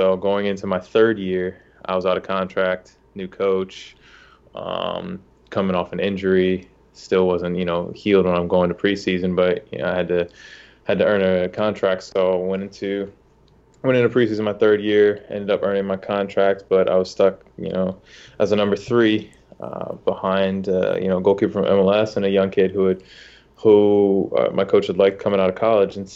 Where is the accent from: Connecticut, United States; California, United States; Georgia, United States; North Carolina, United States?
North Carolina, United States; Charlotte; also born or lived in Ohio; born in Ohio, grew up in Charlotte for, for most of my life. Went to went to middle school, high school here.